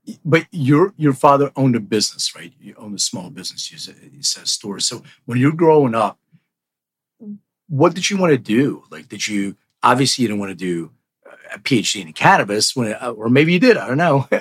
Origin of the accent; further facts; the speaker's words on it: Philadelphia, Pennsylvania, United States; also born or lived in Lithuania; I'm from Philly and I went to Temple